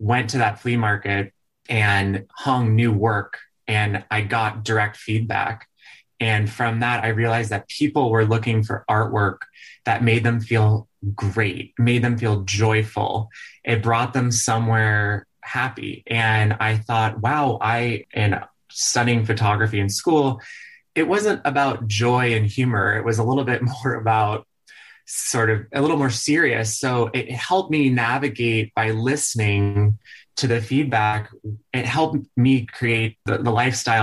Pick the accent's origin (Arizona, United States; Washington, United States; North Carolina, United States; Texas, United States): Texas, United States; Dallas; moved away; I'm from Dallas, Texas originally. And growing up, my parents, they love this teeny town in West Texas called Marfa